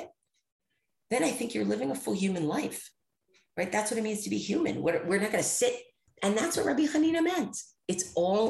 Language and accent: English; United States; as an American